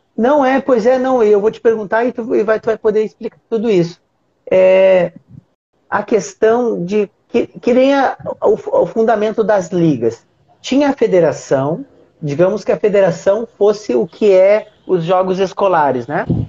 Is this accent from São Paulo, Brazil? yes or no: no; Uruguaiana, Rio Grande do Sul, Brazil; eu sou do Rio Grande do Sul, eu sou do interior, sou de Uruguaiana, minha cidade é bem pequenininha